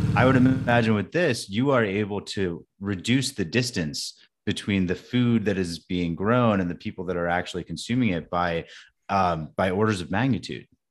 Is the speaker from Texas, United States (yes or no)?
no; California, United States; I grew up in California